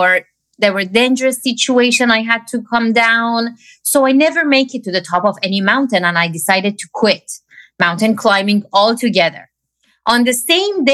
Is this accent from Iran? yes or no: yes; Iran; moved away; I grew up in Iran.